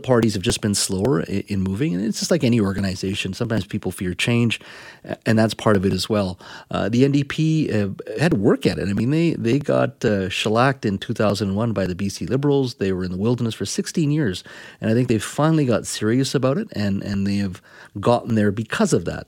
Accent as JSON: {"language": "English", "town": "Williams Lake", "region": "British Columbia", "country": "Canada", "tie": "born or raised there", "said": "my hometown of Williams Lake, where I grew up."}